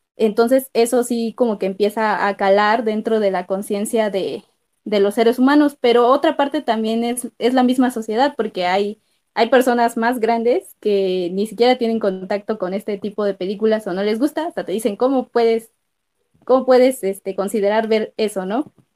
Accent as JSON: {"language": "Spanish", "country": "Mexico", "said": "como mexicanos"}